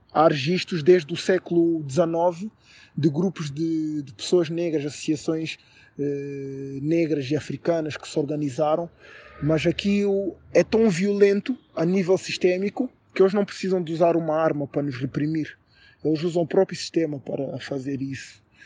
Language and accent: Portuguese; Portugal; moved away as an adult; also born or lived in Brazil; now in England, United Kingdom; sou cidadão português porque nasci em Portugal